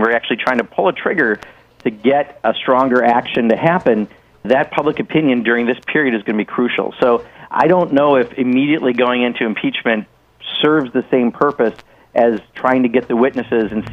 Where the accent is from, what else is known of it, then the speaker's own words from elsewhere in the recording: Wisconsin, United States; my home state